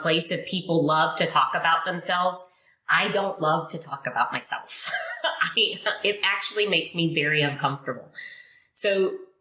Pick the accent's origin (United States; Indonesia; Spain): Indonesia; English is a second language; moved away; I'm not from here. I wasn't raised here. I was raised in Indonesia. I'm Chinese Indonesian.